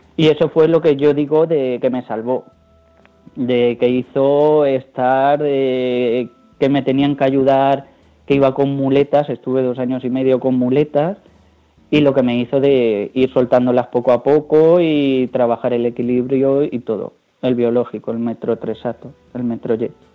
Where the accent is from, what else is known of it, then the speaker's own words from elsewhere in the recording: Ciudad Real, Castilla-La Mancha, Spain; como soy de Ciudad Real